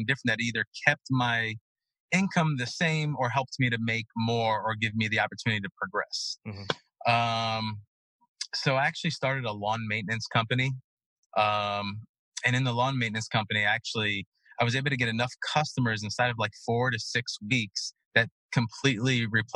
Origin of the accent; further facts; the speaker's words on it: New York City, New York, United States; now in Florida, United States; Growing up in Brooklyn